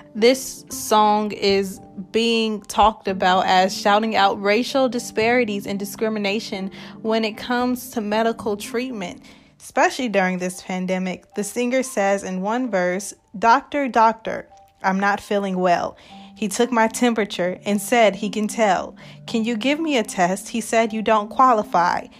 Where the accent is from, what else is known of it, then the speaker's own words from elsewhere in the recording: Nebraska, United States; I am also from Nebraska.